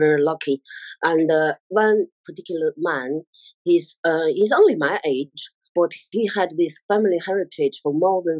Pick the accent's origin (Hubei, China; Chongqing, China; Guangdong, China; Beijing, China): Beijing, China; moved away; I'm from Beijing, Chinese. Yeah, China, capital of China. Yeah, Beijing.